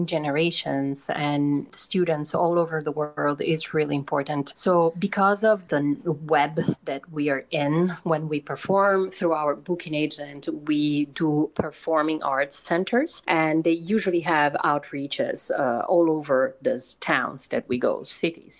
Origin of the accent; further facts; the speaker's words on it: Turin, Piedmont, Italy; moved away as an adult; in Torino, in my hometown in Italy